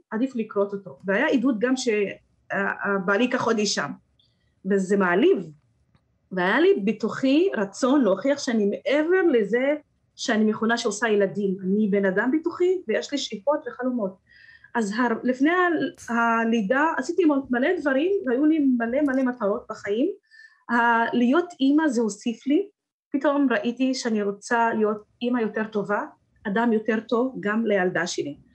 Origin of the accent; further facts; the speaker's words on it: Rahat, Southern District, Israel; Hebrew is a second language; אני אישית, מה שעזר לי להשתלב בשוק העבודה זה שידעתי קצת עברית. אז הגבולות שלי הם לא רק רהט, אלא התרחבתי מעבר לגבולות של רהט.